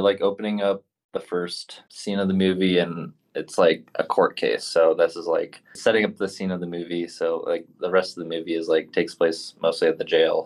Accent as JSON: {"language": "English", "town": "Portland", "region": "Oregon", "country": "United States", "said": "I'm actually from Portland, Oregon"}